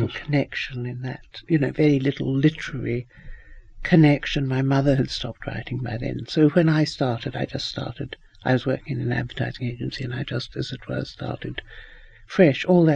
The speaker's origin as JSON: {"language": "English", "country": "New Zealand", "tie": "born or raised there", "also_born_or_lived": "England", "moved": "yes", "said": "I grew up in New Zealand because my mother married my father when she was very young. My father was an English doctor. We went out to New Zealand"}